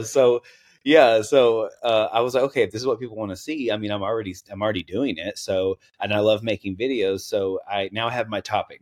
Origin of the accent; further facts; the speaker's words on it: Knoxville, Tennessee, United States; accent: Southern; also born or lived in Seattle; now in West Coast, United States; I grew up in Tennessee, so I'm on the West Coast now, but I grew up in Tennessee